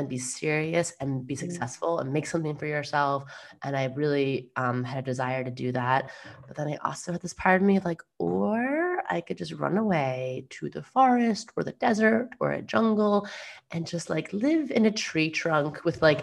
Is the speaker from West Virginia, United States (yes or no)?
no; New York, United States; I'm a New Yorker through and through.